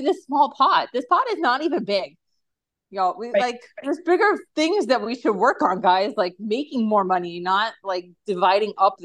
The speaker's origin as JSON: {"language": "English", "region": "New Jersey", "country": "United States", "said": "I'm from New Jersey"}